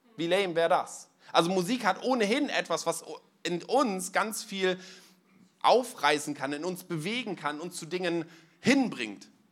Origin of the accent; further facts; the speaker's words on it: East Frisia, Lower Saxony, Germany; moved away; Ich komme eigentlich aus Ostfriesland, da trinkt man Tee